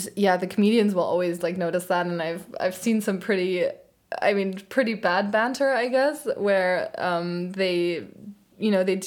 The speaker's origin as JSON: {"language": "English", "town": "Frankfurt", "region": "Hesse", "country": "Germany", "tie": "born or raised there", "also_born_or_lived": "London", "moved": "as an adult", "said": "close to my hometown, so he, like, which is Frankfurt"}